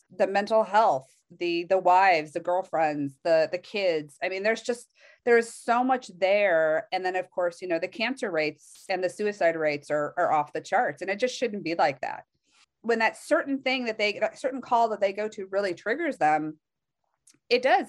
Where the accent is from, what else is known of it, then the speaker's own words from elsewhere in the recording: Palo Alto, California, United States; I was actually born in Palo Alto